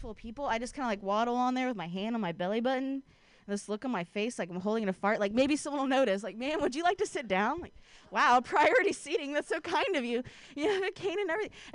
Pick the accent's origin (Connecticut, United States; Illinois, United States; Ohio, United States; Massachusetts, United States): Ohio, United States; now in Bay Area, United States; I grew up in Ohio.